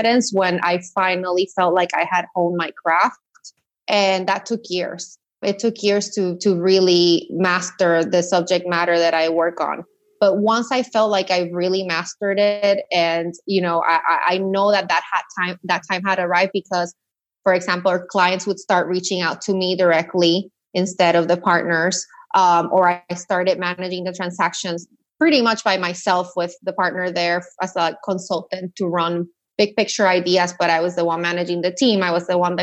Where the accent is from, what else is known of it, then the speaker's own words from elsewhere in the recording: Puerto Rico; moved away as an adult; also born or lived in mainland U.S.; I'm from Puerto Rico, born and raised, went to high school there.